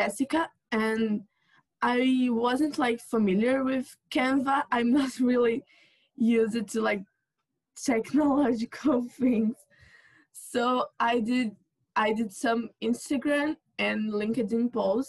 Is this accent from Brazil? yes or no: yes; Brazil; I'm from Brazil